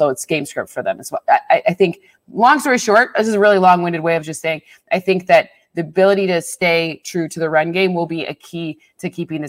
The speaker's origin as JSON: {"language": "English", "region": "Michigan", "country": "United States", "said": "I'm from Michigan. Right. Michigan people, we pronounce everything wrong. Some people that where I'm from say milk, like with an E."}